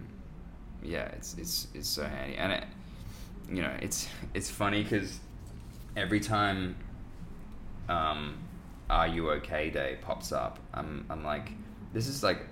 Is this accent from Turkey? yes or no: no; Australia; as an Australian male